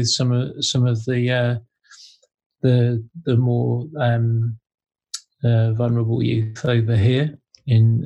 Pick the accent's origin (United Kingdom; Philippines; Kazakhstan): United Kingdom; Devon, South West England; moved away; also born or lived in Manchester; I grew up in Devon.